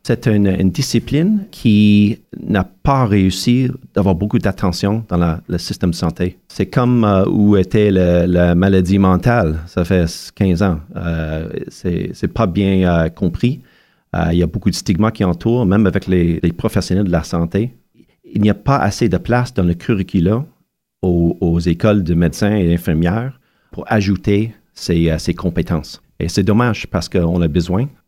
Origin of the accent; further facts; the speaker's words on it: Montreal, Quebec, Canada; mon enfance à Montréal